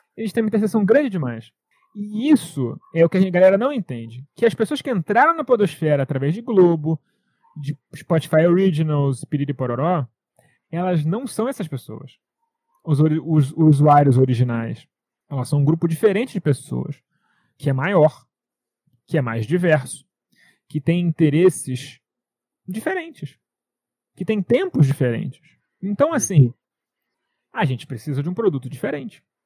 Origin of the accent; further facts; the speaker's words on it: Brazil; eu sou brasileiro, como mandioca desde sempre